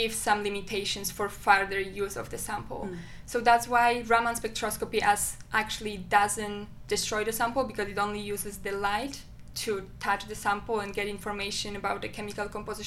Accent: Poland; moved away as an adult; now in Albany, United States; my home country

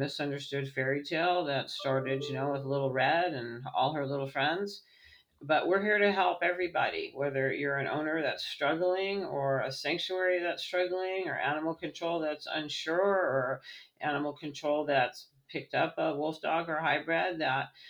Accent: Redondo Beach, California, United States; moved away as an adult; now in Virginia, United States; I'm from Redondo Beach

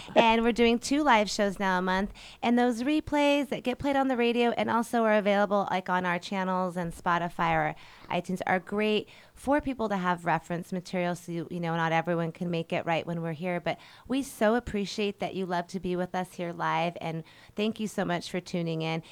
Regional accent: Colorado, United States; moved away as an adult; now in Hawaii, United States; Colorado. That's actually my hometown.

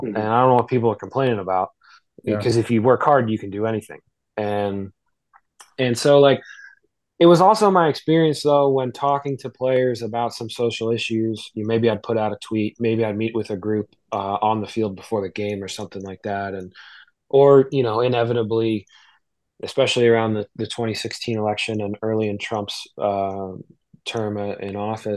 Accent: New Jersey, United States; I'm from South Jersey

